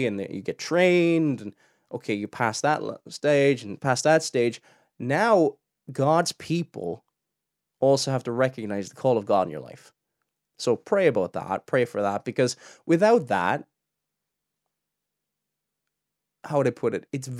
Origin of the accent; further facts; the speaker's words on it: Cork, Munster, Ireland; I don't know if I've got a Cork accent. I'm originally from Cork, and I don't have a typical Cork accent. I have a very, very strange accent.